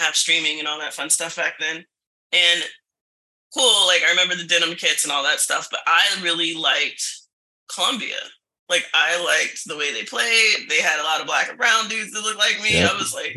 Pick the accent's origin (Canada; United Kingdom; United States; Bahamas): United States; Virginia; when I was growing up in Virginia